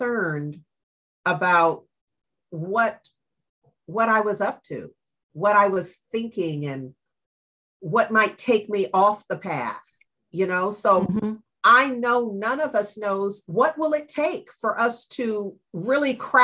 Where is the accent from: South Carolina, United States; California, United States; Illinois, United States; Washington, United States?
California, United States; Berkeley; I was raised in Berkeley